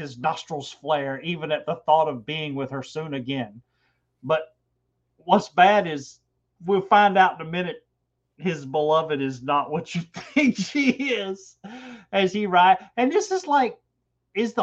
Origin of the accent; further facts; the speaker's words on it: Georgia, United States; I'm from Georgia, so I have a pronunciation problem anyway